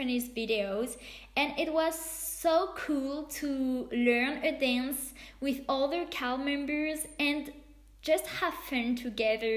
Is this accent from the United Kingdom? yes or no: no; France; moved away as an adult; now in Berkeley, United States; I come from France